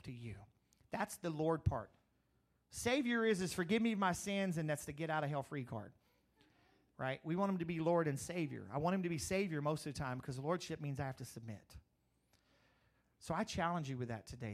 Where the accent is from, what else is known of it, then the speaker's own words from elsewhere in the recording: Crowley, Louisiana, United States; also born or lived in Eunice, Louisiana; when I grew up in Crowley